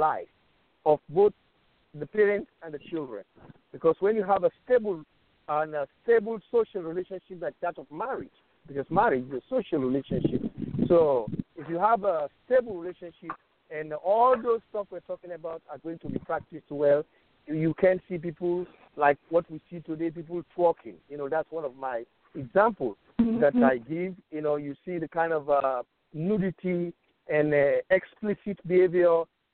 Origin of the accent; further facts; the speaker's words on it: Sierra Leone; I'm from Sierra Leone